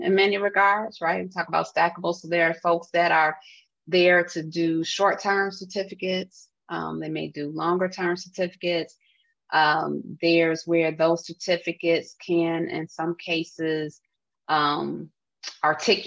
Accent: Chicago, Illinois, United States; being a Chicagoan

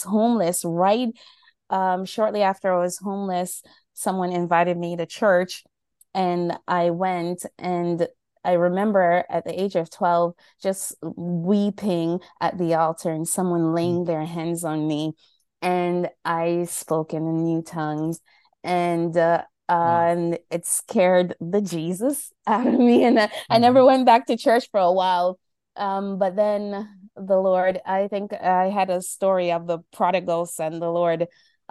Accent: Jamaica; now in New York, United States; right now I'm in New York, in the cold, but I'm from Jamaica

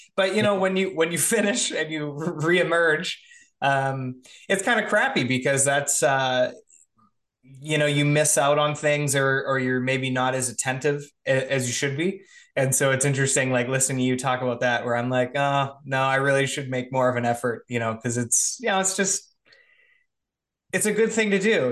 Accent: Canada; I'm Canadian too

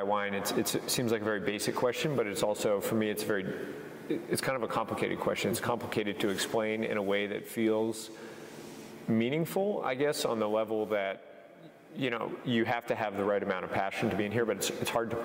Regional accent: New Hampshire, United States; moved away as an adult; also born or lived in California / Australia; now in Oregon, United States; I'm from New Hampshire, not exactly a place known for its famous vineyards. I grew up working on a farm

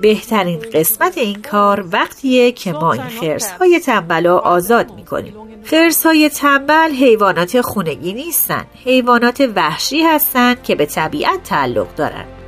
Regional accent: Netherlands; now in Suriname; من در هلند بزرگ شدم

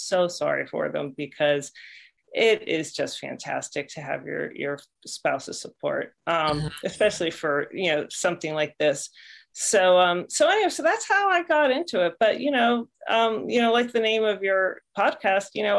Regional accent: Pittsburgh, Pennsylvania, United States; moved away as an adult; also born or lived in Berkeley, California / Bay Area, California / Santa Clara, California; I actually came back to my hometown of Pittsburgh

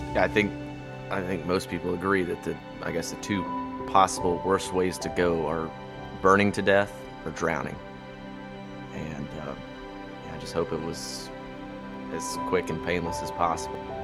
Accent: Atlanta, Georgia, United States; I grew up in Atlanta my whole life, but I spent practically every summer in western North Carolina with my grandparents up around Murphy

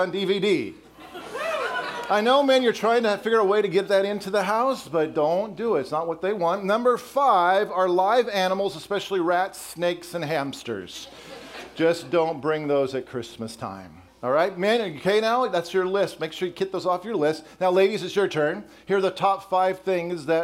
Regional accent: Colorado, United States; also born or lived in Wisconsin; now in Texas, United States; I grew up in Colorado and then spent 14 years in Wisconsin

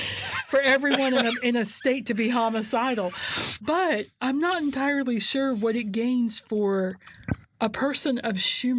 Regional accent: the South, United States; I know that I'm from the South

